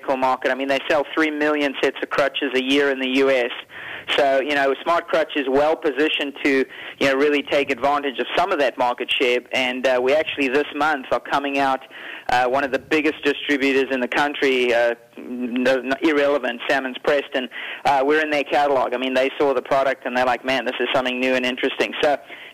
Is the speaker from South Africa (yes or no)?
yes; South Africa; moved away; also born or lived in Europe; I come from South Africa